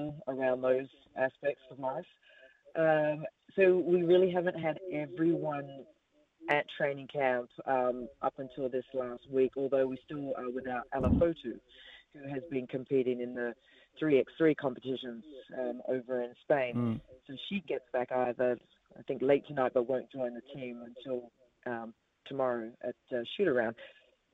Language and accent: English; Australia; moved away as an adult; now in New Zealand; growing up in Australia